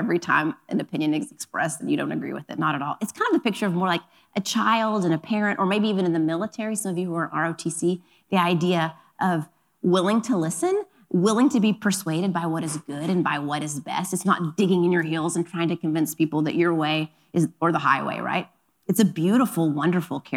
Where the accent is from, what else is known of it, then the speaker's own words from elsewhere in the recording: Oklahoma, United States; now in Los Angeles, United States; I grew up in Oklahoma, so we're going to take a moment to give a nod to my Oklahoma roots